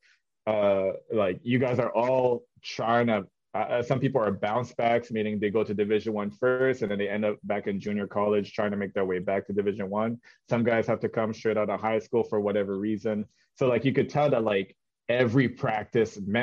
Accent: Canada; moved away; I was from Canada

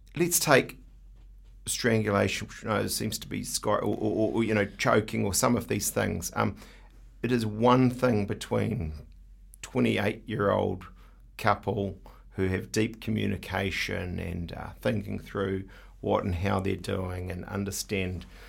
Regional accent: New Zealand; I'm such a Kiwi bloke

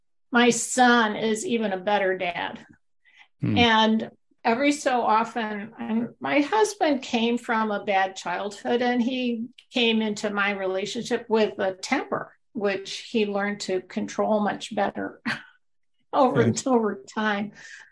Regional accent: New York, United States; I came from New York and did media.

